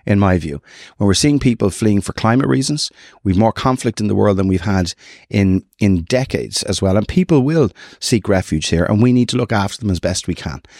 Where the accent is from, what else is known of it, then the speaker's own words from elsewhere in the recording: North County Dublin, Leinster, Ireland; we'd see ourselves as North County people